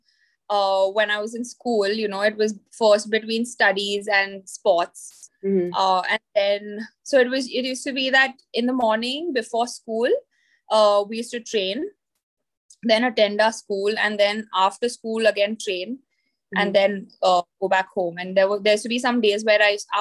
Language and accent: English; Pune, Maharashtra, India; I'm originally from Pune, which mm-hmm. is in Maharashtra, India